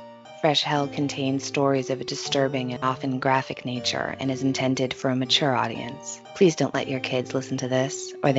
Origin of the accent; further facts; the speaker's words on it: United States; from the U.S.